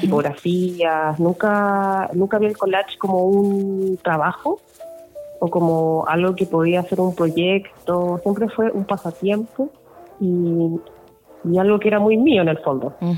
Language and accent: Spanish; Copiapó, Atacama, Chile; moved away; also born or lived in Santiago; yo crecí en Copiapó